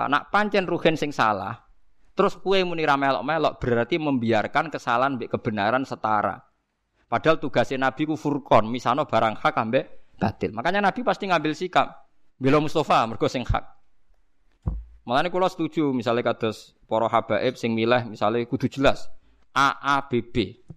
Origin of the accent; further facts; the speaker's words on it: Java, Indonesia; Lo meskipun kita sendiri sebagai orang Jawa tidak punya nyali farik misalnya.